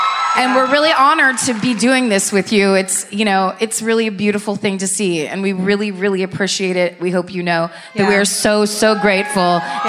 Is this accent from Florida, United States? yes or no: no; New Bedford, Massachusetts, United States; New Bedford.